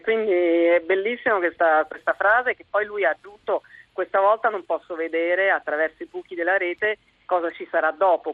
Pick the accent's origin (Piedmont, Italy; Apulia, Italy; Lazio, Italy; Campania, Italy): Lazio, Italy; Rome; io sono romana